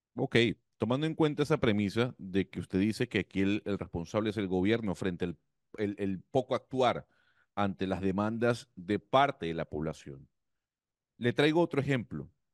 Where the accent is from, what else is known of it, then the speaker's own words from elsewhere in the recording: Panama; somos un panameño